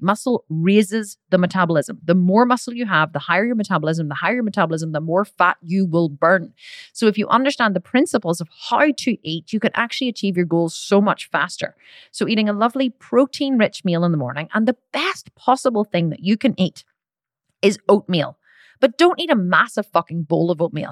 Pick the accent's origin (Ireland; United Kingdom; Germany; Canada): Ireland; I'm Irish